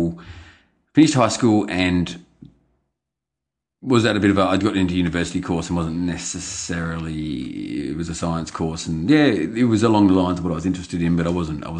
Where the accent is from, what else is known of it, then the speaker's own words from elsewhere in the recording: Yarra Glen, Victoria, Australia; I grew up in Yarra Valley, in Yarra Glen, in fact, in the same house I now live in.